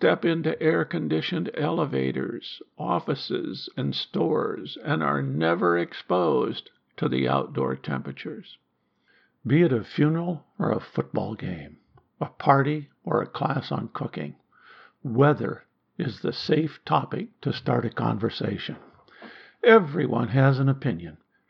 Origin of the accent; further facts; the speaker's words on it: Iowa, United States; moved away; also born or lived in Alaska; We grew up in Iowa